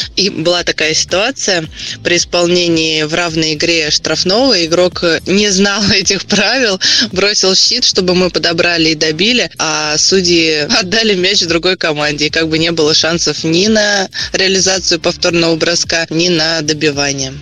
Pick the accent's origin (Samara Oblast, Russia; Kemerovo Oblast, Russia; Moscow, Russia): Samara Oblast, Russia; Samara; Самара – это мой родной город